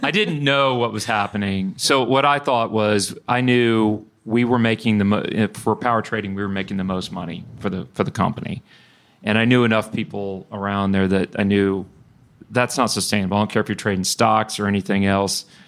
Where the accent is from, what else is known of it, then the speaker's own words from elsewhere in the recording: Bryan, Texas, United States; also born or lived in Houston; I grew up in Bryan